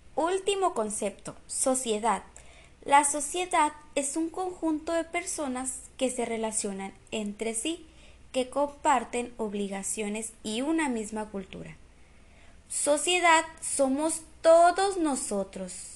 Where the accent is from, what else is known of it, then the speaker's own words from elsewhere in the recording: Guatabampo, Sonora, Mexico; yo soy de Guatabampo, Sonora, y mis papás me han inculcado las costumbres y tradiciones